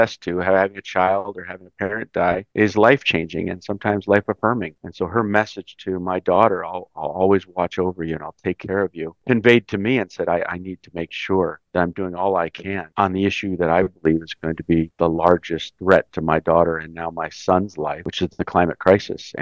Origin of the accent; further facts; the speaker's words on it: Los Angeles, California, United States; moved away as an adult; also born or lived in Chicago; now in Washington, D.C., United States; Mexican-American. I was born in Chicago, raised in Los Angeles. I moved to D.C. right after college